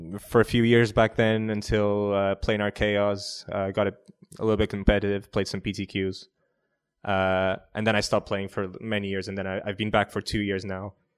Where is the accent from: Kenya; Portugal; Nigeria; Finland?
Portugal; I'm from, uh, I'm from Portugal.